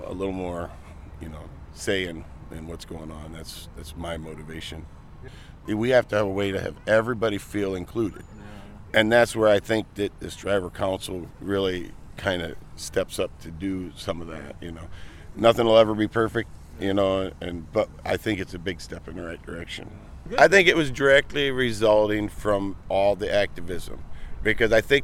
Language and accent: English; Toledo, Ohio, United States; I'm from Toledo, Ohio